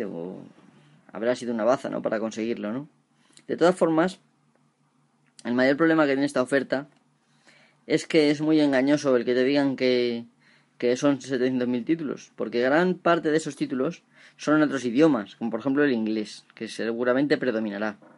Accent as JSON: {"language": "Spanish", "country": "Spain", "tie": "born or raised there", "said": "Porque si aquí en España, por ejemplo, tenemos una mierda sueldos, que en mi pueblo, por ejemplo, la mayoría de la gente no cobra más de 700 euros a lo mejor al mes"}